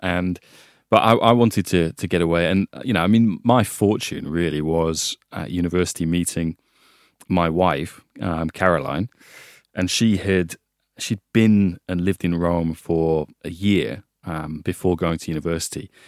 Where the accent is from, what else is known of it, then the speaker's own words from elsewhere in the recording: Hull, Yorkshire and the Humber, United Kingdom; moved away; also born or lived in Italy; I grew up in Hull